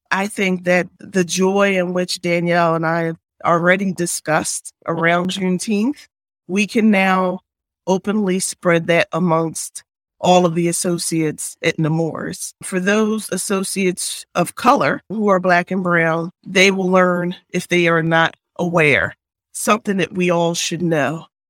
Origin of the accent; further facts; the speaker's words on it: Philadelphia, Pennsylvania, United States; I am originally from Philadelphia